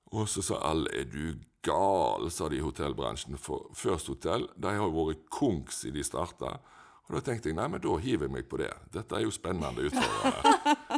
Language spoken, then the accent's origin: Norwegian; Etne, Vestland, Norway; also born or lived in Ølen; Jeg har vokst opp på en plass som heter Haugen i Etne